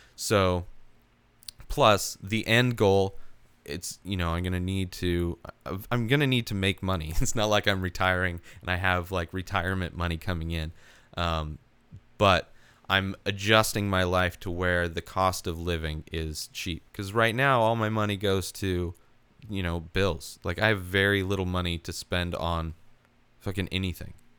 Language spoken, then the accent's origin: English; Palm Springs, California, United States; moved away as an adult; also born or lived in Idaho; now in San Diego, United States; I grew up in the Palm Springs area, the Coachella Valley. Born in Idaho, moved to the Coachella Valley when I was three years old